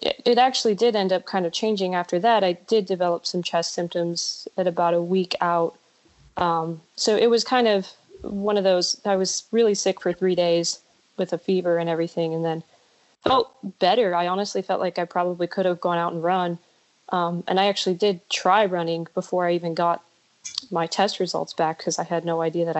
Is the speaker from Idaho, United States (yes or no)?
no; LaGrange, Ohio, United States; moved away as an adult; also born or lived in Florida State (college); now in Colorado Springs, United States; Originally I'm from Ohio, a really small town outside of Cleveland. It's LaGrange, Ohio.